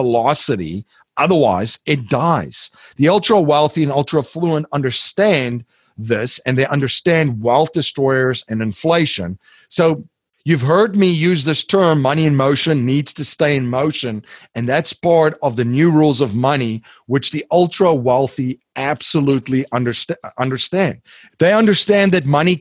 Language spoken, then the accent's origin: English; South Africa; I'm from South Africa